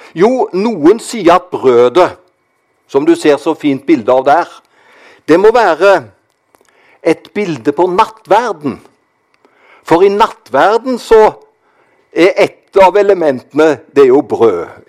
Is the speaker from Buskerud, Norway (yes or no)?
no; Karmøy, Rogaland, Norway; Jeg kommer jo fra Karmøy. Der var det slik når jeg vokste opp